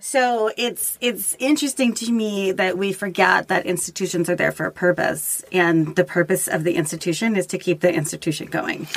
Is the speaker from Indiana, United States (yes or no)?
no; Los Angeles, California, United States; my hometown of Los Angeles